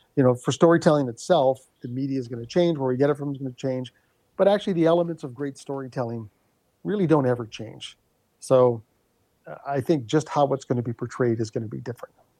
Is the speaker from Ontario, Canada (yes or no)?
yes; Thunder Bay, Ontario, Canada; a phrase that we grew up in Thunder Bay